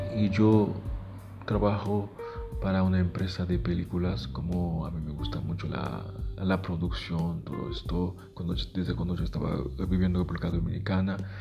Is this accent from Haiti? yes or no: yes; Haiti; first language Haitian Creole; Spanish is a second language; moved away; mi país, Haití. Yo empecé a escribir en, criollo, que es nuestro idioma maternal